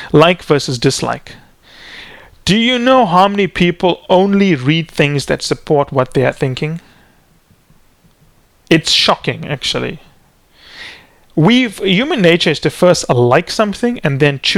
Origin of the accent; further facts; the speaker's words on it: Canada; we're Canadian